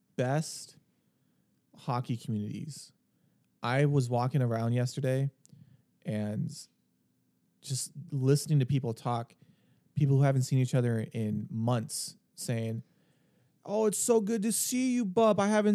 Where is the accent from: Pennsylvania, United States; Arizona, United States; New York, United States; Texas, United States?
Arizona, United States; Scottsdale; I grew up in the North Scottsdale area.